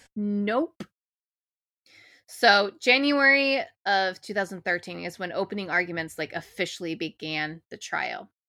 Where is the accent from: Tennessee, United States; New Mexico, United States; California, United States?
California, United States; I'm from California